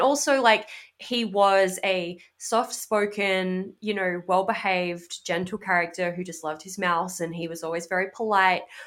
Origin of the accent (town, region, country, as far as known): Australia; now in United States